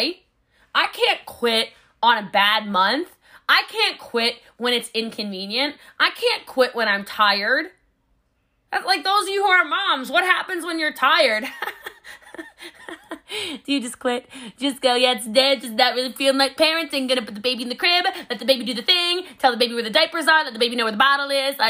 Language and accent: English; Texas, United States; I'm a Texan